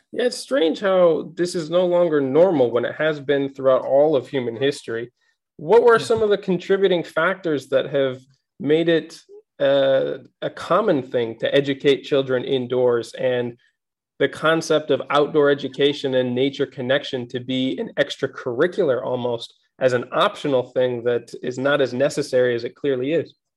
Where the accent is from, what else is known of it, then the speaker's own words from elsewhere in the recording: Minnesota, United States; growing up in Minnesota with like six months of winter